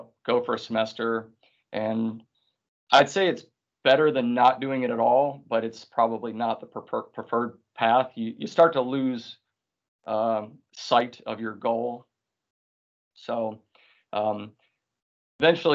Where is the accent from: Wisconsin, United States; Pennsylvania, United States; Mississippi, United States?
Wisconsin, United States; moved away; also born or lived in South Carolina; I came from Wisconsin